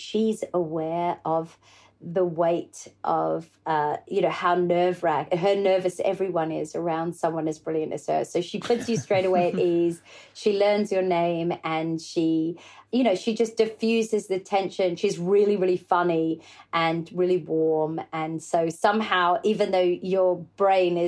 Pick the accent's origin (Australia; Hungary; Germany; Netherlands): Australia; being an Aussie